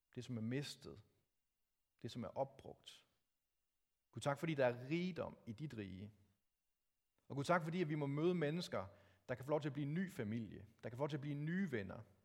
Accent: Denmark; Os som danskere

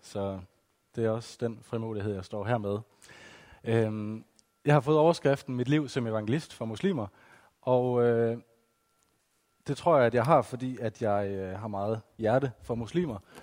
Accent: West Jutland, Central Denmark Region, Denmark; now in Odense, Denmark; Som I måske kan høre på min dialekt, så er jeg ikke oprindelig fra Fyn. Jeg kommer fra Vestjylland

